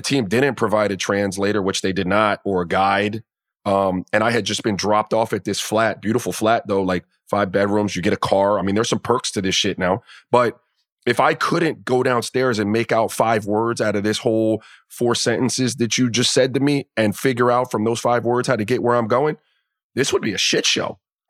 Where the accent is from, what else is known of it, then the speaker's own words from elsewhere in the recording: Miami, Florida, United States; I grew up in the Caribbean in Miami.